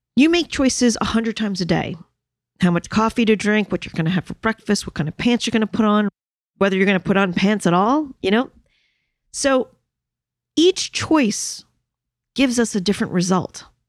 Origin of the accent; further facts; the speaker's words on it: New York City, New York, United States; I am a New Yorker